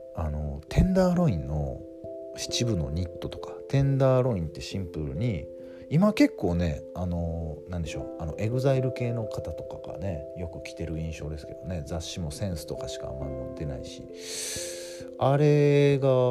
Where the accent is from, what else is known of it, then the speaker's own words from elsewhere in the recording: western Japan, Japan; どっちかっていうと西の出身なんで僕はエイプって言ってました